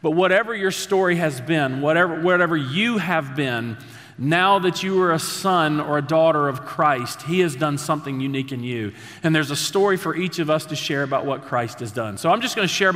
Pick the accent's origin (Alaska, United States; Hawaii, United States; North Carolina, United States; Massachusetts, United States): North Carolina, United States; Statesville; we grew up there in Statesville.